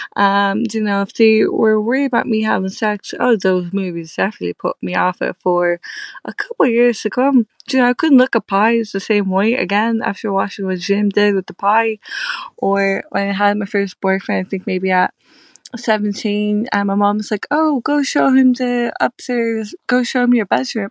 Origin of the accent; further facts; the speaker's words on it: Ireland; I'm Irish